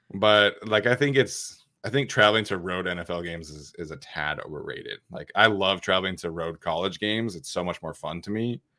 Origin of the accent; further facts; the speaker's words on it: Salt Lake City, Utah, United States; I grew up in Utah